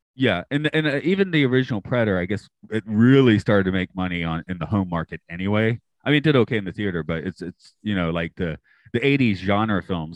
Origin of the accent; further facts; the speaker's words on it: Atlanta, Georgia, United States; I'm from Atlanta